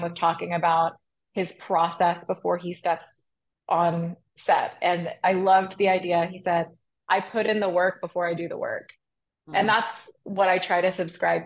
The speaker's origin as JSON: {"language": "English", "town": "Arlington", "region": "Texas", "country": "United States", "tie": "born or raised there", "also_born_or_lived": "Chicago, United States", "moved": "as an adult", "said": "I grew up in Arlington"}